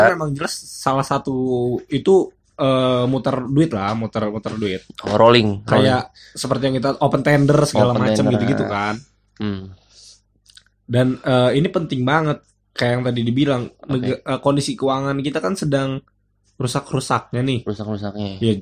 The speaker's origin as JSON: {"language": "Indonesian", "region": "Sumatra", "country": "Indonesia", "said": "gue kebetulan orang asli Sumatera"}